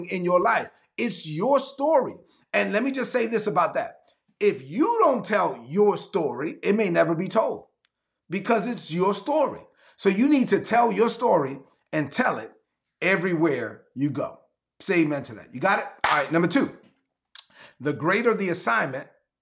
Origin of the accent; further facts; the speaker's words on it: New York City, New York, United States; I was born and raised in East New York, Brooklyn